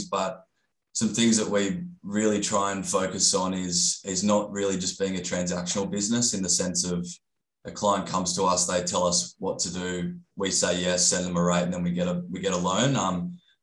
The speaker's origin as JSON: {"language": "English", "town": "Gold Coast", "region": "Queensland", "country": "Australia", "tie": "born or raised there", "said": "I grew up on the Gold Coast"}